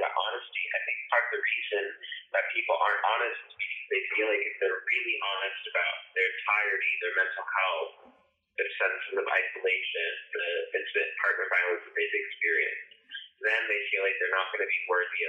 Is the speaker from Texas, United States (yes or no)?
yes; Texas, United States; growing up in Texas and in the small town that I did